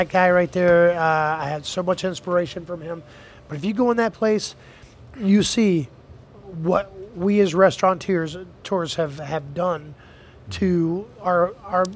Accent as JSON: {"language": "English", "town": "Wilmington", "region": "North Carolina", "country": "United States", "tie": "born or raised there", "also_born_or_lived": "Minneapolis, Minnesota", "moved": "as an adult", "lives_now": "Cleveland, United States", "said": "I grew up in North Carolina"}